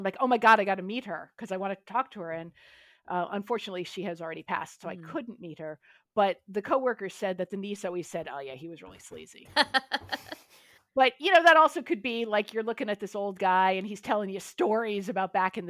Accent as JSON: {"language": "English", "region": "New York", "country": "United States", "said": "Speaking as a New Yorker"}